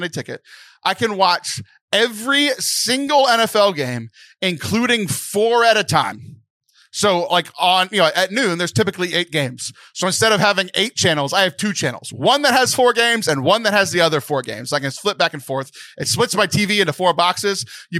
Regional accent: Houston, Texas, United States; I'm a huge Houston sports fan because I grew up in the Houston area.

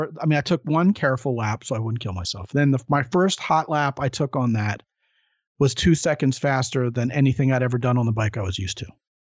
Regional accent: Baltimore, Maryland, United States; moved away; I'm originally from Baltimore

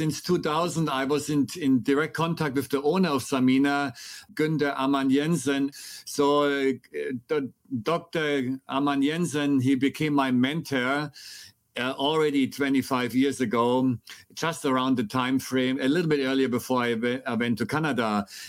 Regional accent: Germany; accent: German; English is a second language; So I was born and raised in Germany, and I'm sure your audience will enjoy my very strong American accent or German accent.

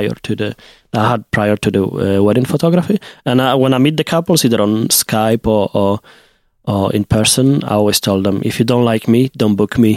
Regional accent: Poland; accent: Polish; English is a second language; my accent is, like, more Polish than it was maybe a few years ago.

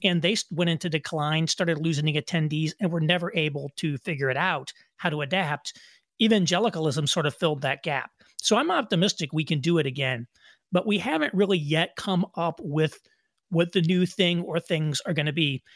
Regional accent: Indiana, United States; moved away as an adult; also born or lived in New York City; I moved from New York City to back where my wife and I are from in Indiana

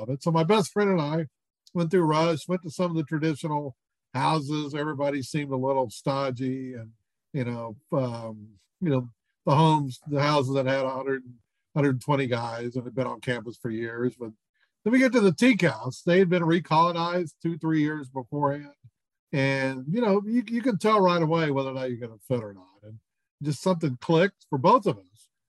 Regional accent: Houston, Texas, United States; a guy I grew up with in Houston

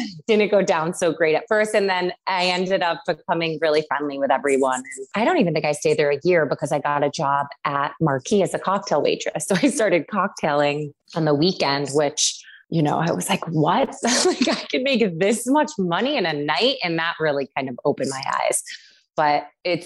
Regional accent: Syracuse, New York, United States; I grew up in Syracuse, New York.

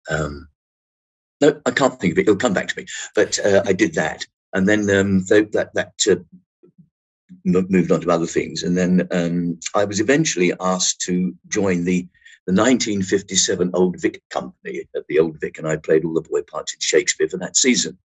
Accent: London, United Kingdom; accent: Cockney; I am a, a, Cockney, I suppose, in, in, a way. But I I lost my accent at, at drama school

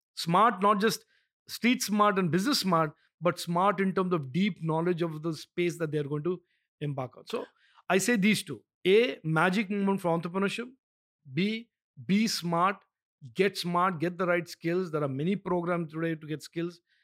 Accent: India; as an Indian

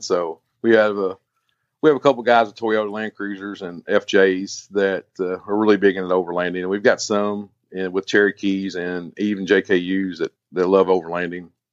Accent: Kentucky, United States; I'm from Kentucky, been here my whole life

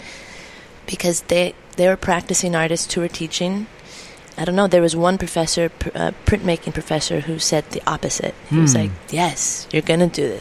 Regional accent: California, United States; It was my first winter away from home, being a Californian

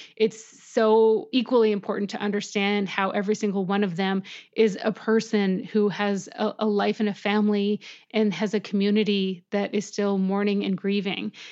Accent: Canada; as a Canadian

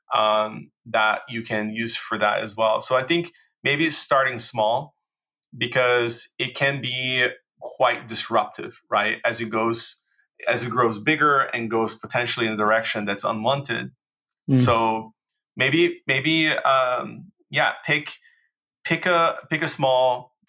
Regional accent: Brazil; English is a second language; moved away; also born or lived in United States

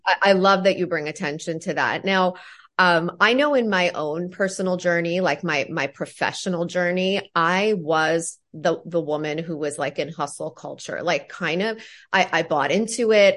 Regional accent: Ontario, Canada; I'm from Ontario, Canada

